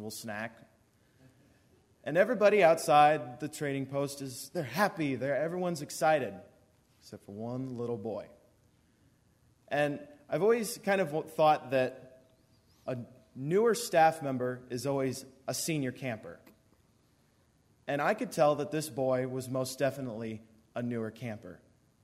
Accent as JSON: {"language": "English", "town": "Warsaw", "region": "Missouri", "country": "United States", "said": "I'm from Warsaw"}